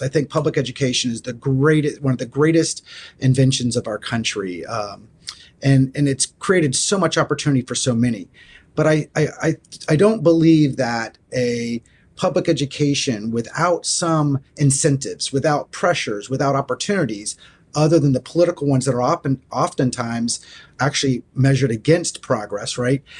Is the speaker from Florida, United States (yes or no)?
yes; Florida, United States; moved away; I grew up in Florida